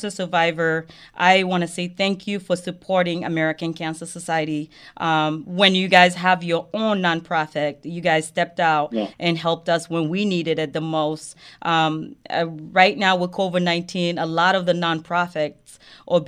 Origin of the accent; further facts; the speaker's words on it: Côte d’Ivoire; moved away; I grew up in the Ivory Coast